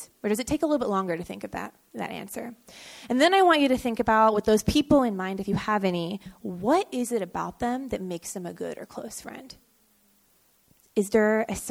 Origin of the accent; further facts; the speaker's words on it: San Jose, California, United States; also born or lived in Davis, California / San Francisco, California; I'm from San Jose, born and raised